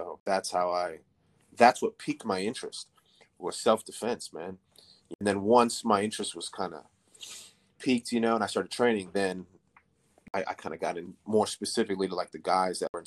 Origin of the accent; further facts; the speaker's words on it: Minneapolis, Minnesota, United States; moved away as an adult; now in San Antonio, United States; my whole life until 24, 25, I grew up in Minneapolis, Minnesota, and I moved here, I think, 24, 25.